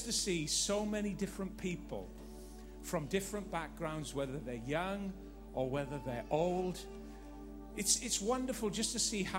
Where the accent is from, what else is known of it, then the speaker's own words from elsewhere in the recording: Northern Ireland, United Kingdom; Living in Northern Ireland, growing up in Northern Ireland